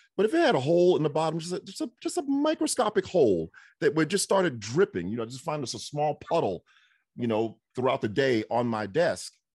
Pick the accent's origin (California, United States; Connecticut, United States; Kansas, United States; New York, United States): New York, United States; moved away; folks I grew up with in New York.